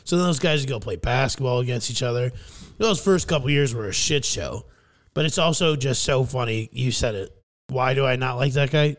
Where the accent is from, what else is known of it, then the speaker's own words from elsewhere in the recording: Fairmont, Minnesota, United States; now in Scottsdale, United States; my hometown of Fairmount, Minnesota